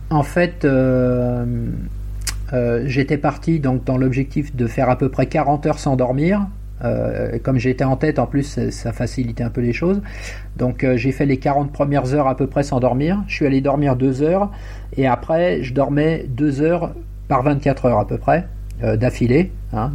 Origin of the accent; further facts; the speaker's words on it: Essonne, Île-de-France, France; je suis de, je suis originaire de l'Essonne